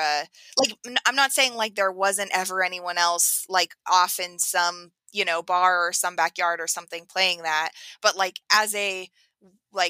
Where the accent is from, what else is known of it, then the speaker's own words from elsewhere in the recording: central Oregon, United States; now in Arizona, United States; I live in Arizona now, but I'm from Oregon, central Oregon, so we would get snow.